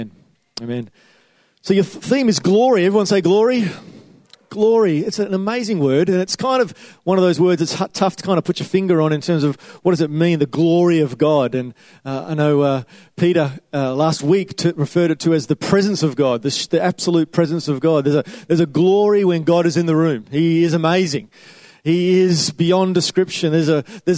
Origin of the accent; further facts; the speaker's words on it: Western Australia, Australia; I'm from Western Australia